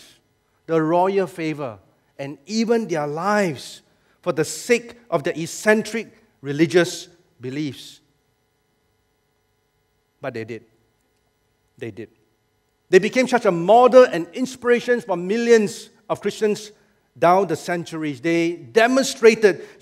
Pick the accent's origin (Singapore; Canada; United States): Singapore; Singaporean believers